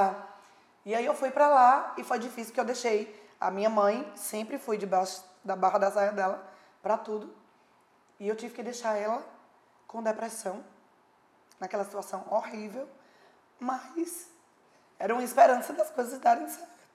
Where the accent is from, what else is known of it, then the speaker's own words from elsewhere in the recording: Patos, Paraíba, Brazil; minha vida ali pacata, pequenininha na minha cidade. Sou de Patos, Paraíba.